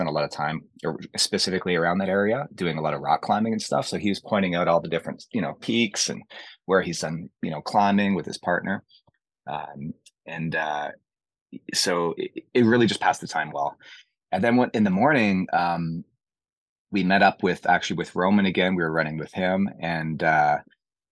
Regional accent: Canada; Being a Canadian, you know, I can handle the cold

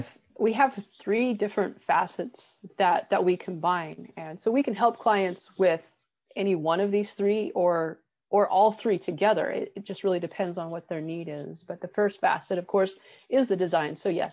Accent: Colorado, United States; and I grew up in Colorado actually, which is something we have in common. And I love the mountains. Here in California, I love the Sierras.

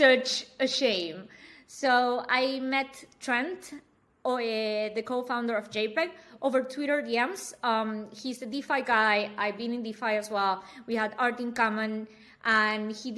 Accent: Argentina; now in Berlin, Germany; I'm born and raised in Argentina

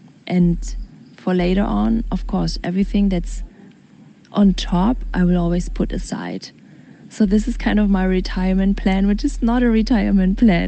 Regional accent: Germany; moved away; I am a single mother, and I am 40 years old, and I'm originally from Germany, and I'm also half Indonesian

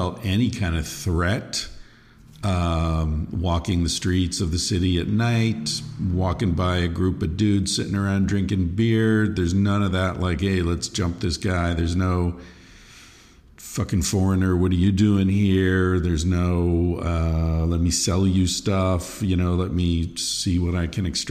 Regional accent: United States; as an American being raised in the you're welcome, thank you, dialogue ping pong situation

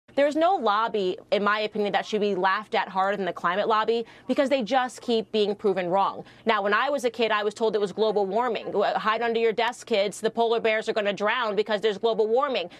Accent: Wrightsville Beach, North Carolina, United States; I grew up in Wrightsville Beach, North Carolina.

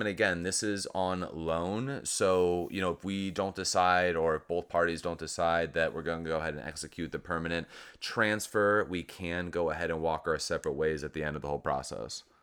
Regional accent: Southern California, United States; now in Miami, United States; I'm from Southern California

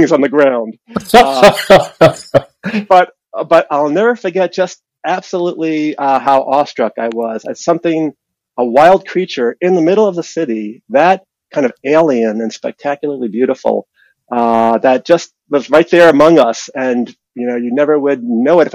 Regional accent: New York City, New York, United States; I was born in Brooklyn, New York. I lived in the city

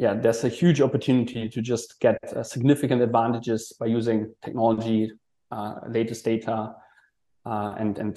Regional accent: Germany; moved away as an adult; also born or lived in Hong Kong; now in Malaysia; originally I'm from Germany, did a student exchange in Hong Kong.

